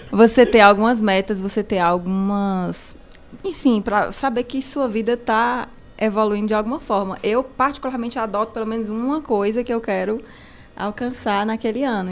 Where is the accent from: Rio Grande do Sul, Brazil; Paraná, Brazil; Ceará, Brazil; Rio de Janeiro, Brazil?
Ceará, Brazil; Cariri; moved away as an adult; now in Fortaleza, Brazil; Sou daqui do Cariri, uma caririense lá em Fortaleza, dos Chiados